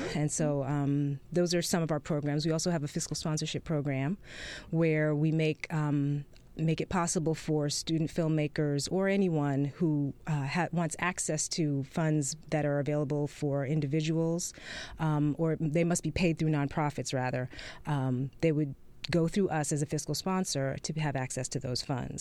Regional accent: New York, United States; now in Atlanta, United States; I'm originally from New York

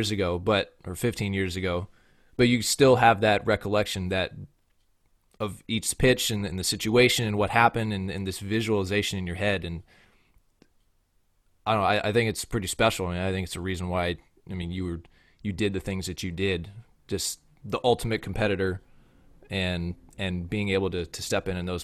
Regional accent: Bay Area, California, United States; growing up in Bay Area

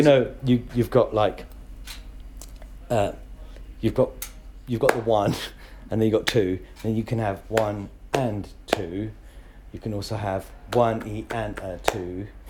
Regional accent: Hounslow, London, United Kingdom; also born or lived in Leeds, Yorkshire and the Humber; I was born in Leeds, here, UK

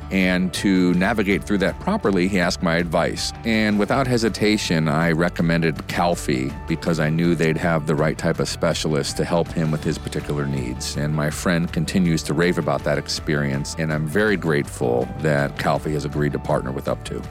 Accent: United States; For those of us who grew up in America, where most of us only speak one language

